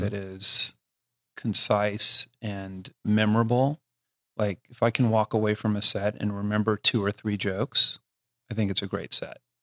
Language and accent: English; Houston, Texas, United States; also born or lived in Austin, Texas; I grew up in Houston